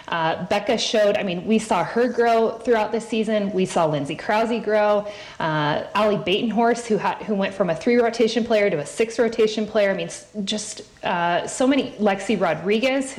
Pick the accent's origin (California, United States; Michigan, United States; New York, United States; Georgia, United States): California, United States; San Diego; I was born in San Diego, so I'm a San Diego girl at heart